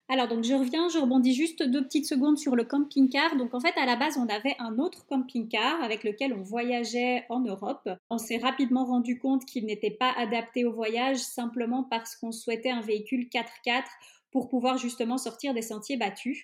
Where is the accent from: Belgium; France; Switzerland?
Belgium; je suis belge mais d'origine hongroise, mon papa est hongrois